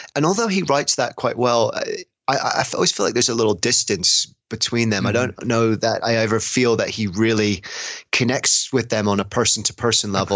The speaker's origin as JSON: {"language": "English", "region": "England", "country": "United Kingdom", "said": "as someone from england"}